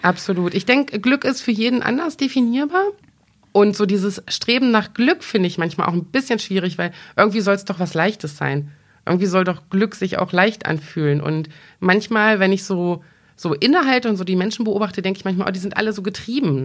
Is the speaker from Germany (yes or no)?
yes; Braunschweig, Lower Saxony, Germany; ich bin gebürtige Braunschweigerin, ich wohne hier seit fast 43 Jahren